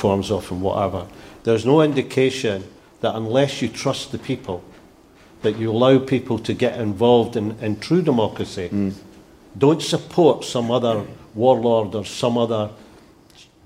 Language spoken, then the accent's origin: English; Scotland, United Kingdom